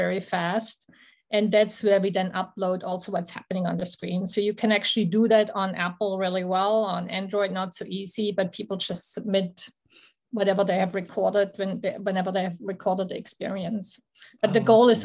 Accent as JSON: {"language": "English", "area": "Black Forest", "region": "Baden-Württemberg", "country": "Germany", "said": "I'm originally from the Black Forest"}